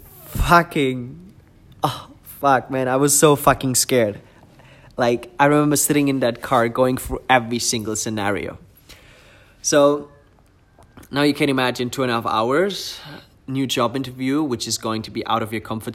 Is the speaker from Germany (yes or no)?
yes; Germany; English is a second language; moved away as an adult; also born or lived in Munich area; now in Dubai, United Arab Emirates; I've been raised in I was living in my hometown until I was 24, 25